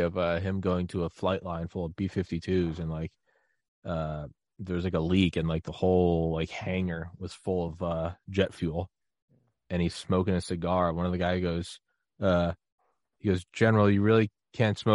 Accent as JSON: {"language": "English", "country": "United States", "tie": "born or raised there", "said": "I was born in the United States"}